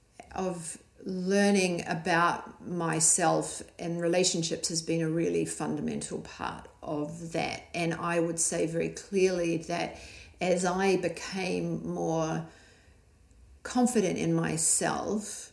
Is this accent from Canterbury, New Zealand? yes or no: yes; Christchurch, Canterbury, New Zealand; moved away as an adult; also born or lived in Australia; my circle of where I came, little small Christchurch in New Zealand.